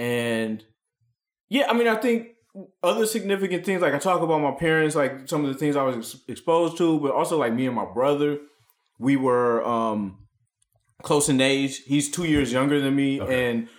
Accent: Ann Arbor, Michigan, United States; we were growing up in Ann Arbor, Michigan, which is like a college town, which is like right outside of like the gravitational pull of Detroit.

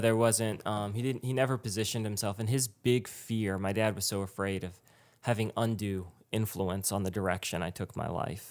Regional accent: Richmond, Virginia, United States; moved away; also born or lived in New York; I grew up in Richmond

